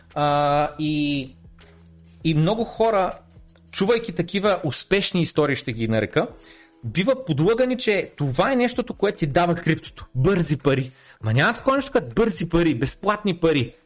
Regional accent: Bulgaria; съм роден в България

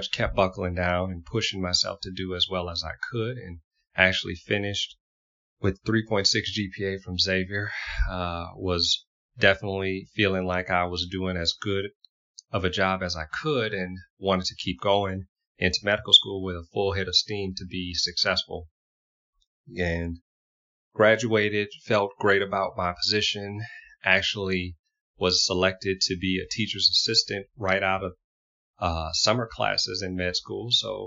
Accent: Houma, Louisiana, United States; growing up in Houma, Louisiana

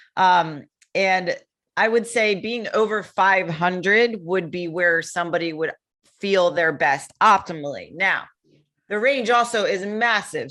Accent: Connecticut, United States; moved away as an adult; now in Florida, United States; I'm from Connecticut originally

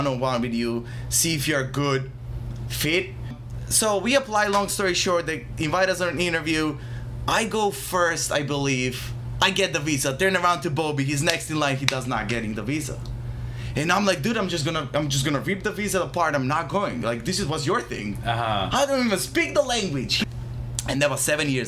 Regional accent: Bitola, North Macedonia; moved away as an adult; now in Philadelphia, United States; Born and raised in Macedonia. So until 20, 2 years old.

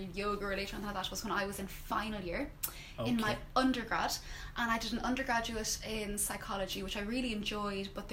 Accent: Wexford, Leinster, Ireland; moved away as an adult; also born or lived in Oman; now in Belfast, United Kingdom; I'm from Wexford

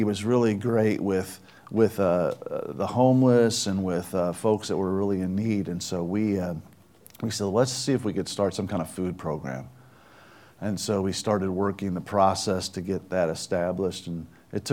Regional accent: Chicago, Illinois, United States; now in Louisville, United States; I grew up in Chicago

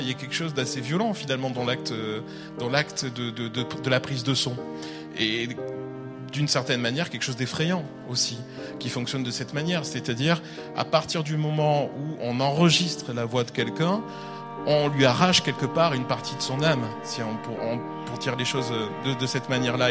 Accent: France; chez nous en France

